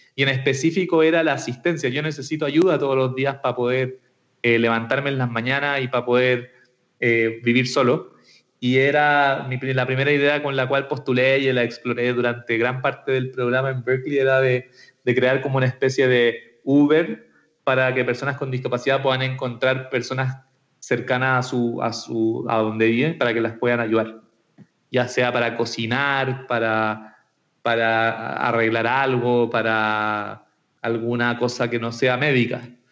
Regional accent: Santiago, Santiago Metropolitan Region, Chile; soy de Santiago de Chile, nacido y criado por estos lados del mundo

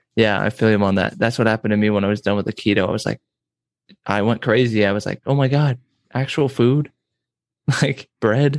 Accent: San Diego, California, United States; now in Nebraska, United States; I'm from San Diego

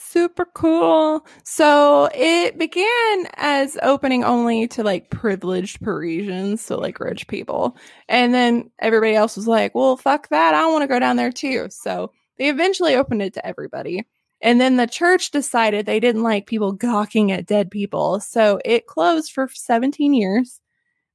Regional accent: Arkansas, United States; I'm from Arkansas

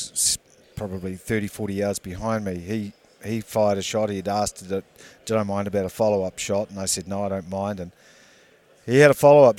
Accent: New Zealand; I'm from New Zealand, mate

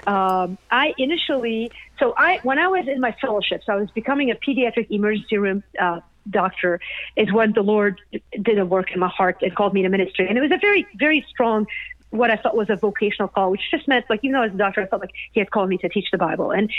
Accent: Beirut, Beirut Governorate, Lebanon; now in United States; I grew up in Beirut

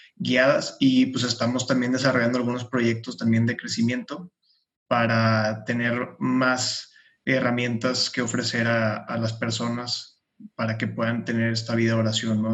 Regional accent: Monterrey, Nuevo León, Mexico; de Monterrey, tengo 26 años

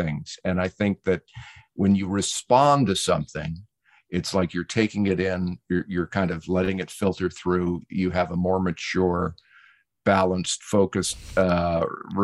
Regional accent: New England, United States; I grew up in New England

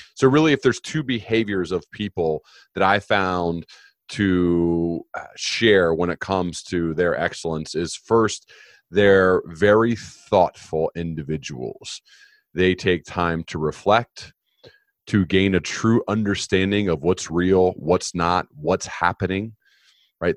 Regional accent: United States; I was born in the United States.

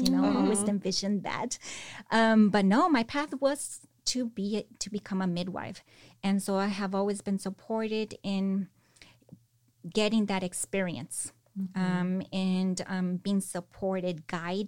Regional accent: Salinas, California, United States; moved away as an adult; also born or lived in San Cristóbal de las Casas, Chiapas, Mexico; I was born and raised here in Salinas, born and raised going to the fields with my parents

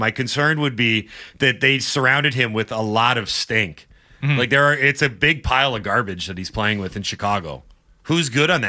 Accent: Canada; I grew up in Canada.

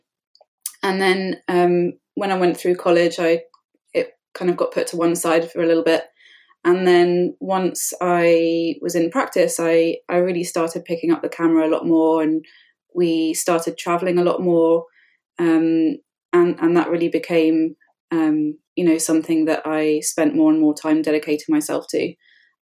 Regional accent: United Kingdom; moved away as an adult; now in Canada; I'm British. I grew up in the UK

